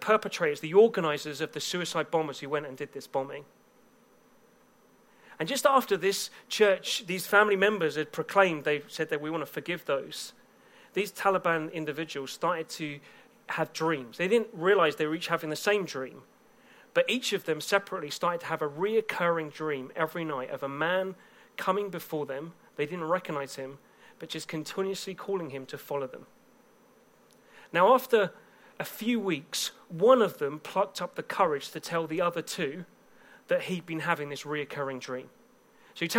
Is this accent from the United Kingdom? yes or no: yes; England, United Kingdom; I'm from England